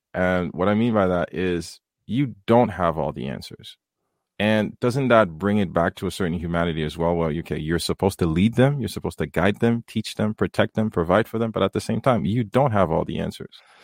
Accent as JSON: {"language": "English", "country": "Haiti", "tie": "born or raised there", "moved": "yes", "said": "coming from the third world, growing up in Haiti"}